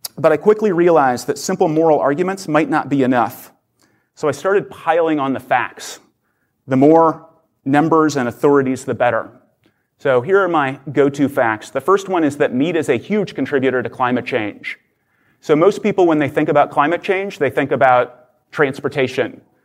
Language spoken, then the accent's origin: English; Oklahoma, United States; I grew up in Oklahoma